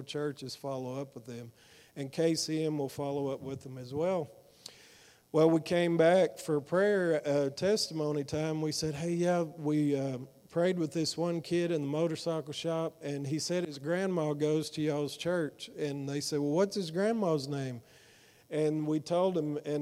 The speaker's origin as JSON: {"language": "English", "town": "Fort Worth", "region": "Texas", "country": "United States", "said": "I'm from Fort Worth"}